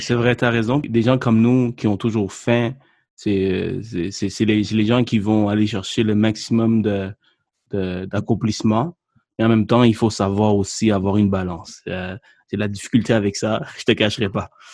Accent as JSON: {"language": "French", "country": "Sri Lanka", "tie": "born or raised there", "moved": "yes", "lives_now": "Quebec, Canada", "said": "je suis né au Sri Lanka"}